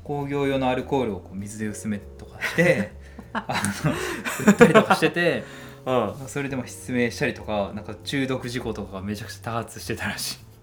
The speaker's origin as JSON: {"language": "Japanese", "town": "Yokohama", "region": "Kanagawa", "country": "Japan", "tie": "born or raised there", "moved": "yes", "said": "生まれ故郷の横浜に帰ってきた二人"}